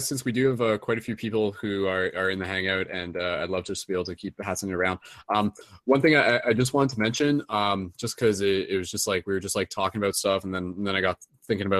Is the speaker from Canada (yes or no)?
yes; Canada; accent: Canadian; my Canadian accent